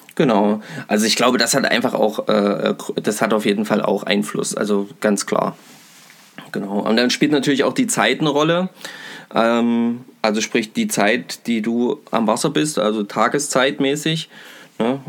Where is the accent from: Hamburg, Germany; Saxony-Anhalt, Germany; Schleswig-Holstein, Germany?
Saxony-Anhalt, Germany; Bad Kösen; Bei uns in Kösen